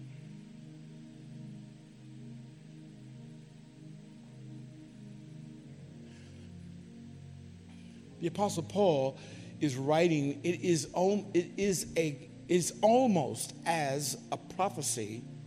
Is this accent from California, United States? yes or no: yes; California, United States; I grew up in California, and in California, it was common to have earthquakes.